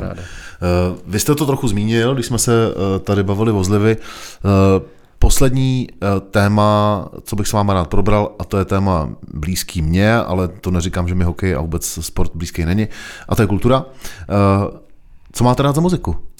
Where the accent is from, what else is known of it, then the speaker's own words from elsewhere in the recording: Týn nad Vltavou, South Bohemian Region, Czechia; also born or lived in Prague; Já jsem z Týna nad Vltavou